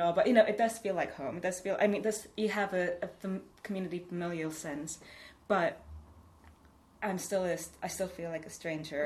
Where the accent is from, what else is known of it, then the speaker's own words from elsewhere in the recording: Canada; moved away; when I was growing up in Canada, I remember thinking, oh, I wish we weren't so Filipino all the time